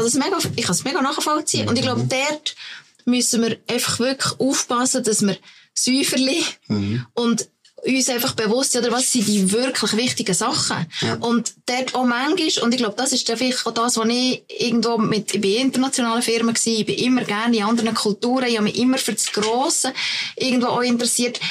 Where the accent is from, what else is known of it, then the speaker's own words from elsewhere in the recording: Lucerne, Switzerland; bei uns in Luzern